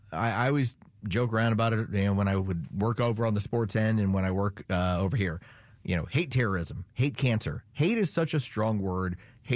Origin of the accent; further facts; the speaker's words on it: San Antonio, Texas, United States; I grew up as a Cowboy fan. I grew up in San Antonio, Texas.